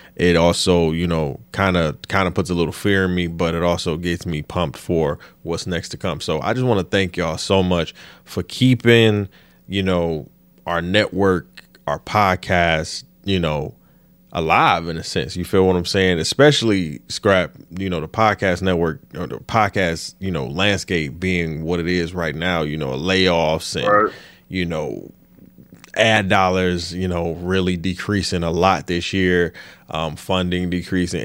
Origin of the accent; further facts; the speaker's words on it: Michigan, United States; I'm from Michigan